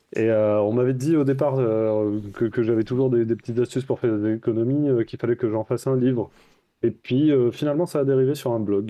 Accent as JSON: {"language": "French", "town": "Toulouse", "region": "Occitania", "country": "France", "also_born_or_lived": "Bordeaux / Paris", "moved": "as an adult", "said": "Je viens de Toulouse à la base, j'ai fait mes études à Bordeaux aussi"}